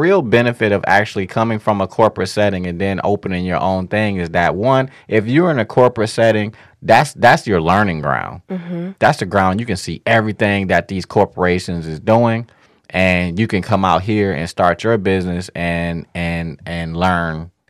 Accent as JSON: {"language": "English", "region": "Midwest", "country": "United States", "said": "I mean, we're from the Midwest, and the Midwest was built upon"}